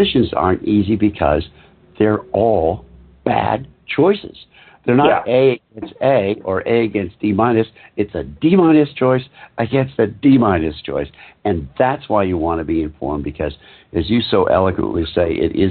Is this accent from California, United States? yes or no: no; Massachusetts, United States; I grew up in Massachusetts, and it was a hard scramble place to grow up.